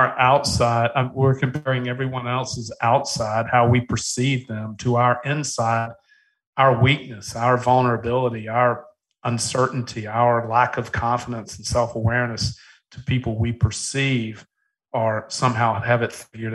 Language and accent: English; Charleston, South Carolina, United States; I was born in Charleston, South Carolina.